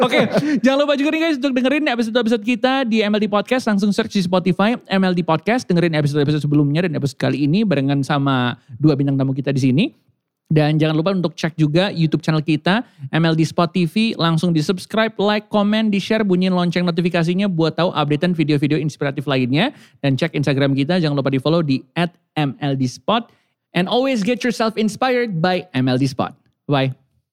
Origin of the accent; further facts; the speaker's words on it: Jakarta, Indonesia; saya lahir di Jakarta Barat